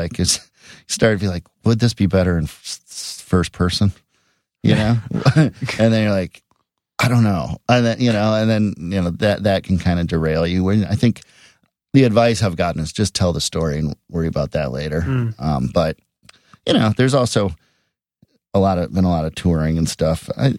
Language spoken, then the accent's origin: English; Edina, Minnesota, United States; And then there's also a character in it from Edina, Minnesota, which is my hometown.